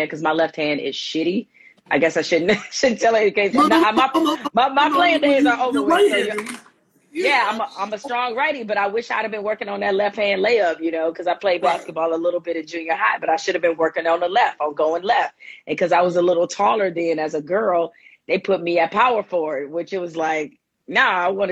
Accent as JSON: {"language": "English", "town": "Detroit", "region": "Michigan", "country": "United States", "said": "I'm originally from Detroit, the 313."}